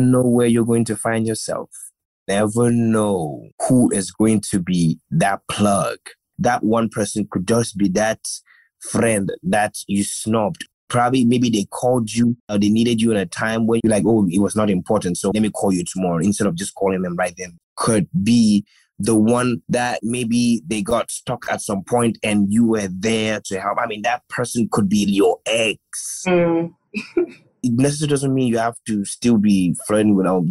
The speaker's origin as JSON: {"language": "English", "country": "Gambia", "tie": "born or raised there", "said": "growing up in the Gambia"}